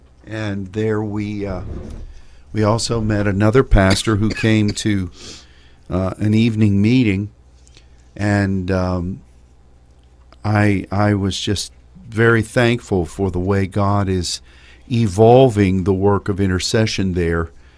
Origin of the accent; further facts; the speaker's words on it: France; accent: French; English is a second language; That's my crazy French accent, which always sets Sylvie to giggling.